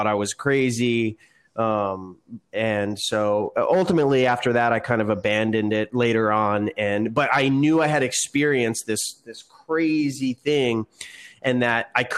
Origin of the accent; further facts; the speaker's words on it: South River, New Jersey, United States; I grew up in New Jersey in a small town called South River